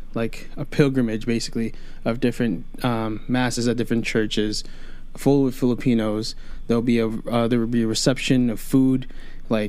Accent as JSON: {"language": "English", "town": "New York City", "region": "New York", "country": "United States", "tie": "born or raised there", "said": "I was born in Queens, New York"}